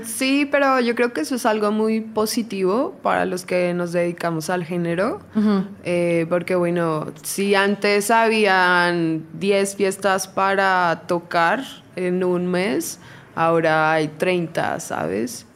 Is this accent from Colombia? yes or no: yes; Colombia; now in Mexico; yo soy de Colombia, entonces desde muy chiquita